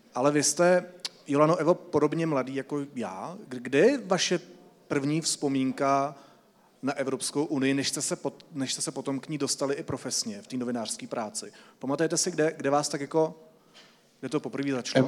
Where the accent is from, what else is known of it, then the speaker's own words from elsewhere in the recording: Czechia; jako Češi